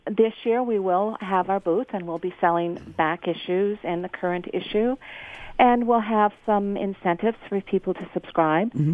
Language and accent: English; Ontario, Canada; you know we are Canadian and we do we do talk about what can be grown near where you garden.